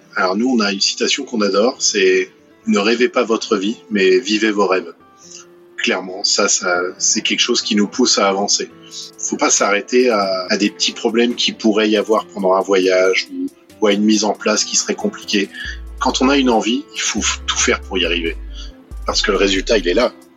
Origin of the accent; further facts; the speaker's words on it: France; moved away; chez nous en France